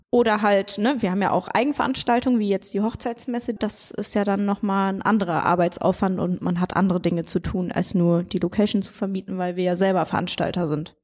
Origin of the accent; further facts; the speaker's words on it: Siegen, North Rhine-Westphalia, Germany; also born or lived in near Osnabrück, Lower Saxony / Switzerland; geboren bin ich in der Nähe von Osnabrück und äh, dann sind wir für ein paar Jahre in die Schweiz gezogen und seit der Grundschule bin ich dann äh, ja, in Kreuzer beziehungsweise Siegen gewesen